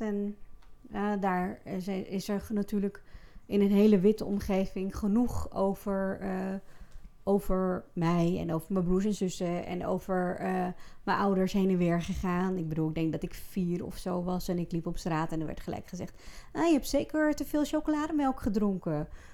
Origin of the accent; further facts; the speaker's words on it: Friesland, Netherlands; Ik ben geboren en getogen in Friesland, daar kom ik vandaan